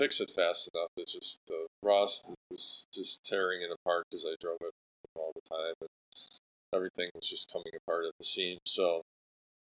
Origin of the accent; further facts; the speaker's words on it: Lombard, Illinois, United States; I grew up in Lombard, went to Montini High School